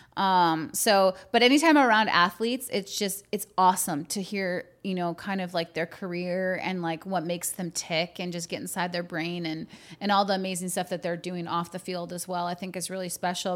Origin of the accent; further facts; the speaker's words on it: Green Bay, Wisconsin, United States; I grew up in Green Bay